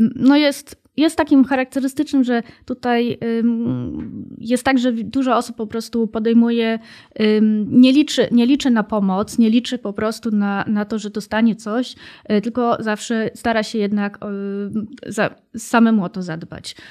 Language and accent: Polish; Germany; now in Warsaw, Poland; Ja akurat się wychowałam w Niemczech